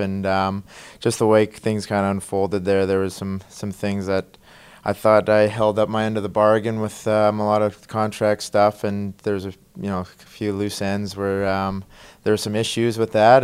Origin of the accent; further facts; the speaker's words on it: Canada; moved away; growing up in Canada, hockey's, you know, the number one sport there